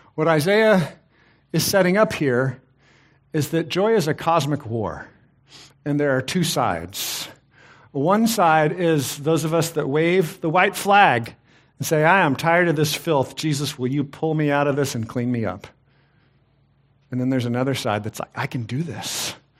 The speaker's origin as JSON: {"language": "English", "region": "Texas", "country": "United States", "tie": "born or raised there", "said": "I, I grew up in Texas."}